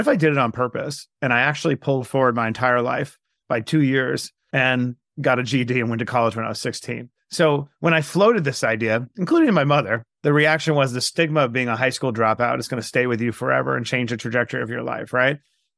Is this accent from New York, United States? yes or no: yes; Queens, New York, United States; I grew up in Queens, New York, in a shoebox apartment on Springfield Boulevard in Bayside, and was born to a single mom.